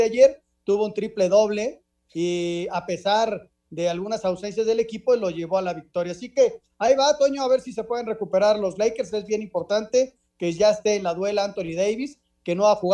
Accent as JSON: {"language": "Spanish", "country": "Mexico", "said": "El día que ganamos, yo me incluyo como mexicano, la medalla de oro en el fútbol en los Juegos Olímpicos de Londres"}